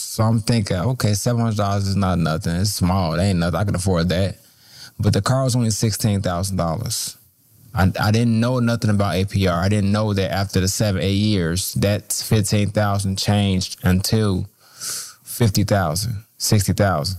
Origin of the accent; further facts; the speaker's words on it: Chicago, Illinois, United States; I grew up in Roseland, the Roseland community, single parent household